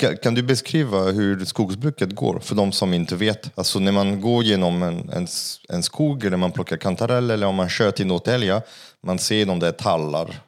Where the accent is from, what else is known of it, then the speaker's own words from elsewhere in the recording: France; Swedish is a second language; now in Sweden; jag är fransman